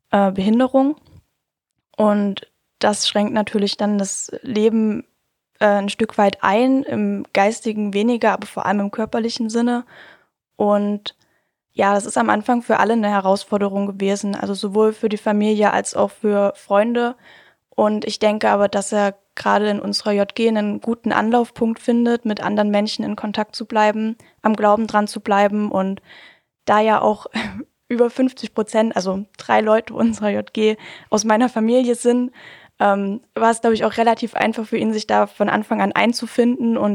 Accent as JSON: {"language": "German", "town": "Hirschfeld", "country": "Germany", "said": "Äh, ich komme aus Hirschfeld. Das Ist ein ganz, ganz kleines, niedliches Kaff."}